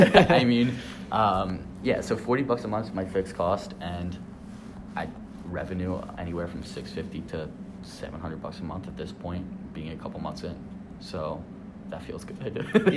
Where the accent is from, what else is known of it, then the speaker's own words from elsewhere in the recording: Media, Pennsylvania, United States; also born or lived in Boyertown, Pennsylvania / Pittsburgh, Pennsylvania; I'm from Media, Pennsylvania, which is Philadelphia, in quotes, but not really, out in the suburbs. I was born there. I went to high school in Philadelphia, Boyertown